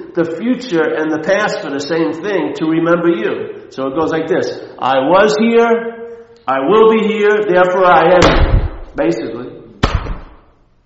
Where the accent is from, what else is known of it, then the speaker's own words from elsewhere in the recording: Long Island, New York, United States; moved away; I take the train back from Manhattan to Long Island